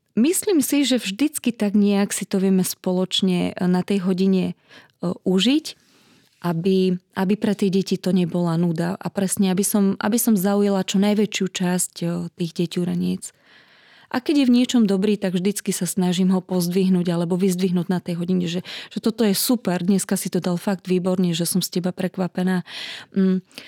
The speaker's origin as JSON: {"language": "Slovak", "town": "Trstená", "region": "Žilina Region", "country": "Slovakia", "said": "pochádzam z malého mestečka na Orave, z Trstenej"}